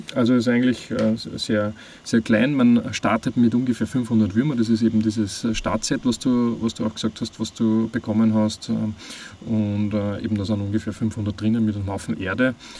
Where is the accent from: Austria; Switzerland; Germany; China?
Austria; moved away as an adult; also born or lived in Vienna; ich bin ähm, am Land aufgewachsen und bin dann in die Stadt gezogen, nach Wien